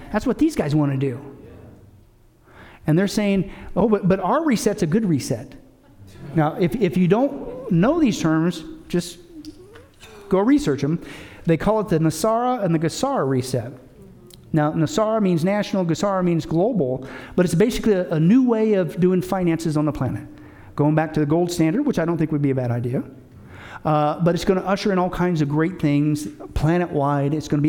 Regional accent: Canada; I, even as a Canadian, I wouldn't even mind if we would all come together as countries in North America.

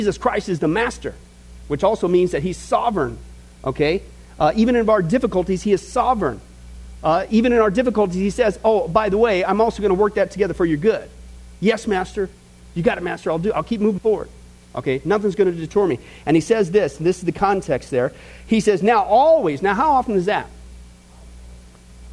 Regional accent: Midwest, United States; growing up in the Midwest, out in the middle of nowhere

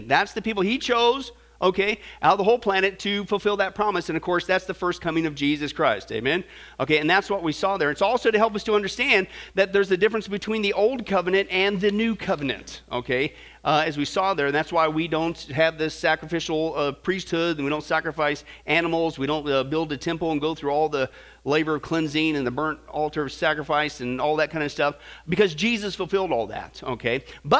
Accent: Kansas, United States; Robert and I, we grew up in Kansas, right? Wheat fields, corn fields.

